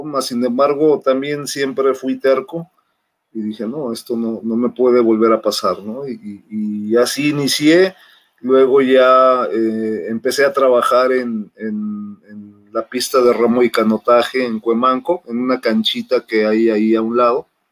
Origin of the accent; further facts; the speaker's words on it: Mexico City, Mexico; moved away as an adult; now in Monterrey, Mexico; soy originario de la Ciudad de México, de Xochimilco, más ya tengo 23 años, en 22, 23 años en Monterrey, radicando en Monterrey